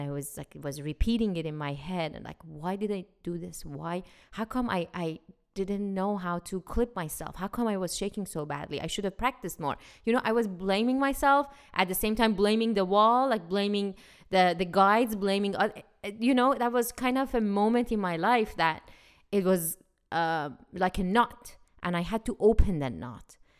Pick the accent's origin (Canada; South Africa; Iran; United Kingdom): Iran; now in United States; When I was growing up in Iran